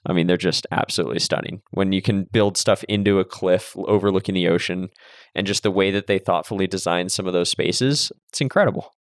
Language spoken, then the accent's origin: English; Santa Cruz, California, United States; I grew up in Santa Cruz but in the Bay Area basically